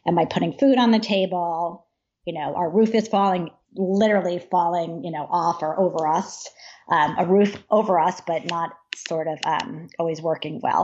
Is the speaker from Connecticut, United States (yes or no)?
yes; Trumbull, Connecticut, United States; I grew up in Trumbull